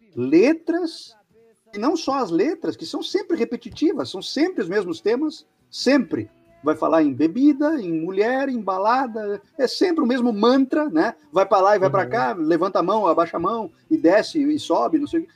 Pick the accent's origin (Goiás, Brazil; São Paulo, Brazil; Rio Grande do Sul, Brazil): Rio Grande do Sul, Brazil; now in Curitiba, Brazil; E olha que eu não sou daqui, hein? Mas eu, eu, eu gosto de dizer que eu sou gaúcho de Curitiba